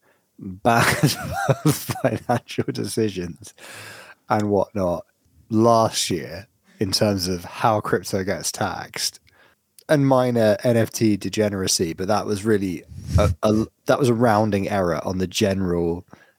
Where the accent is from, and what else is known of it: United Kingdom